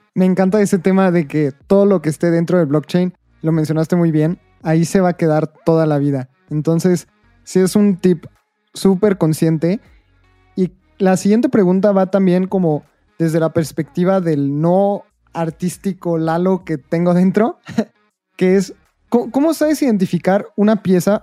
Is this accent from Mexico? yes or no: yes; Mexico